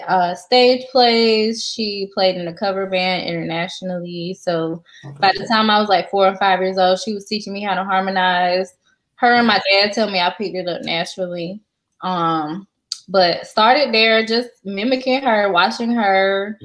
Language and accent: English; Wilson, North Carolina, United States; also born or lived in Fayetteville, North Carolina; we moved to Wilson, North Carolina when I was 8 years old. Wilson is Eastern North Carolina. So we moved there for my mom's job in like 98, 99 or something like that. And that's where I finished high school. That's where I grew up